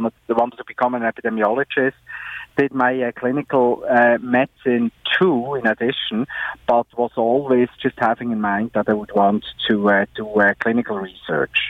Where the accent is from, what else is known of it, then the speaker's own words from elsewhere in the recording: Switzerland; I grew up in Switzerland